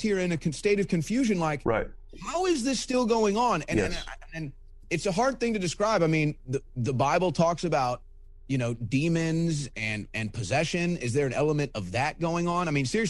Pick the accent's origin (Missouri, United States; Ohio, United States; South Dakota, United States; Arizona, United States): Missouri, United States; St. Louis; my hometown of St. Louis